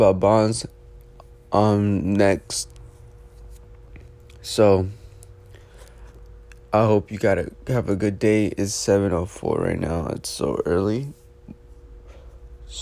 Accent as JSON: {"language": "English", "town": "New York City", "region": "New York", "country": "United States", "said": "as a New Yorker"}